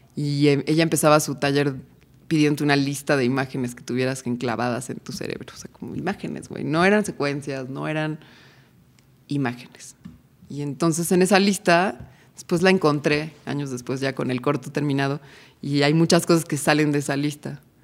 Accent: Cuernavaca, Morelos, Mexico; now in Tepoztlán, Mexico; Yo crecí en Cuernavaca

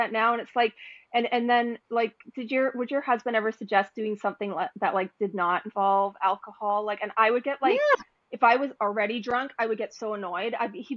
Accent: Canada; I came from Canada where you can't drink in the street

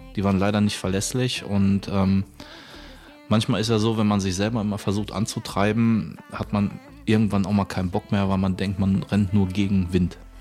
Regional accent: Bochum, North Rhine-Westphalia, Germany; moved away; also born or lived in Düsseldorf; Original, komme ich aus Bochum

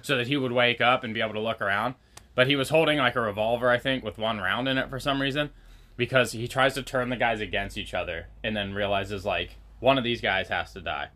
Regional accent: Pacific Northwest, United States; growing up in the Pacific Northwest

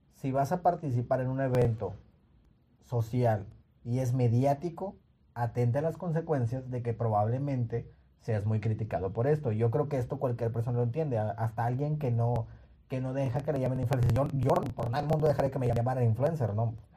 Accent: Nuevo Laredo, Tamaulipas, Mexico; moved away; Yo soy de la ciudad de Nuevo Laredo y en la ciudad donde yo, donde yo nací o donde yo crecí

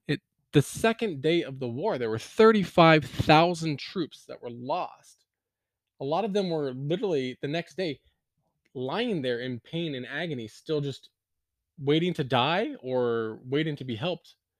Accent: Gettysburg, Pennsylvania, United States; moved away; also born or lived in Lancaster County, Pennsylvania; I grew up there

